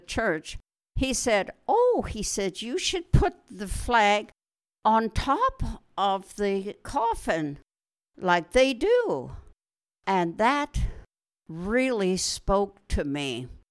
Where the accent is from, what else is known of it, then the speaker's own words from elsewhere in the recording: Wetaskiwin, Alberta, Canada; moved away as an adult; now in Israel; I was born in Alberta, Canada. That's out in the west. And I grew up on a farm outside a city called Wetaskiwin